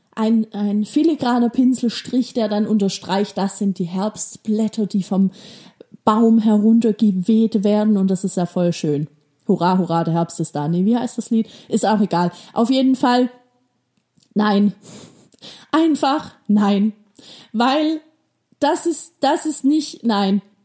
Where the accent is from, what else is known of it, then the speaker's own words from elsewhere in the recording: Baden-Württemberg, Germany; Bei uns in Baden-Württemberg